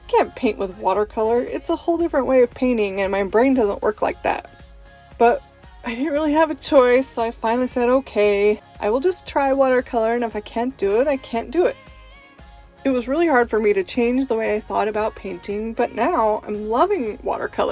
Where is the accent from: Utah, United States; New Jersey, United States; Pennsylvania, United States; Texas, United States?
Utah, United States; also born or lived in Italy / Russia; I was born and raised in Utah and mostly lived here my whole life, except for some time in Italy and Russia.